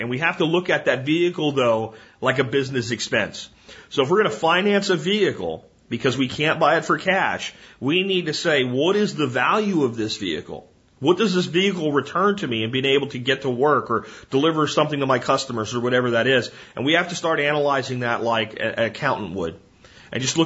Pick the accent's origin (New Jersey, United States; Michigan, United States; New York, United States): New Jersey, United States; moved away; I was born in New Jersey